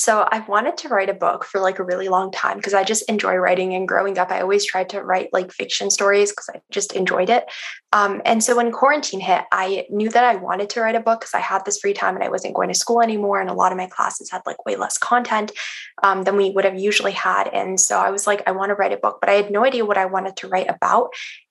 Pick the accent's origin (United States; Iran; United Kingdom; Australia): Iran; now in Canada; So I'm Iranian Canadian. So for most of my life, I actually haven't been in Canada. I've been in Iran. So I lived there when I was like really young. And I lived there for like a big part of high school as well